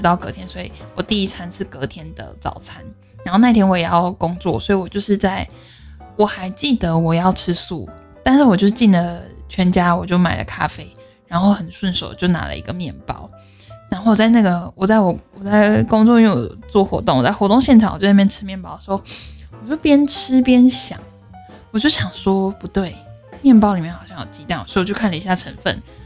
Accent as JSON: {"language": "Chinese", "town": "Puli", "region": "Nantou County", "country": "Taiwan", "tie": "born or raised there", "moved": "yes", "said": "又土生土长的埔里人"}